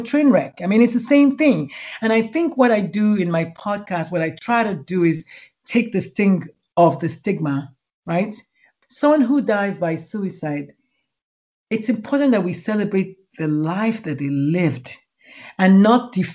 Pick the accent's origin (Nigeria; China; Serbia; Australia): Nigeria; moved away as an adult; now in United States; I grew up in Nigeria